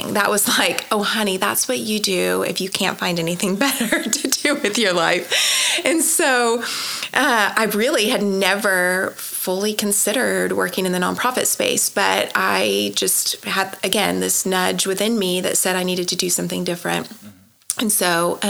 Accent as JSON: {"language": "English", "region": "Idaho", "country": "United States", "tie": "born or raised there", "also_born_or_lived": "Florida", "moved": "as an adult", "lives_now": "Oklahoma City, United States", "said": "I was born in Florida, raised in Idaho, moved here a long time ago to go to college"}